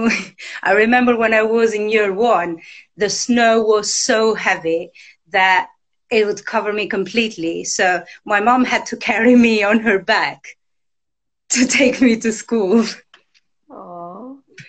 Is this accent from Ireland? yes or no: no; Albania; moved away; I was born and I grew up in Albania, in a village in northeast Albania.